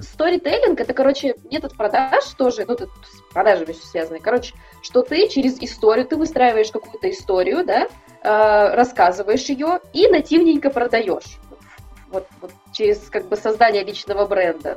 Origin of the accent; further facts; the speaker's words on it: Kazakhstan; now in Saint Petersburg, Russia; я сама из Казахстана, да, надо сказать, я из Казахстана.